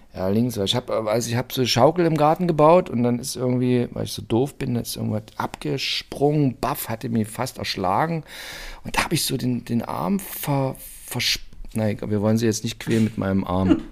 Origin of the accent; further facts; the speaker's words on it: Brandenburg, Germany; ich bin aus Brandenburg und also bei uns ist der Zuckerberg ein Zuckerberg